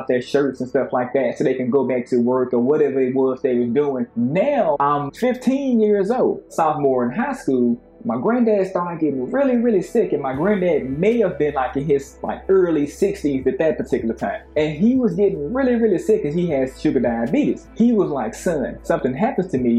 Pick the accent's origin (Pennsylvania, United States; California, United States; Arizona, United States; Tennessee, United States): Tennessee, United States; Nashville; moved away as an adult; also born or lived in West Coast; I was born in East Nashville, Tennessee, and my family is a business-oriented family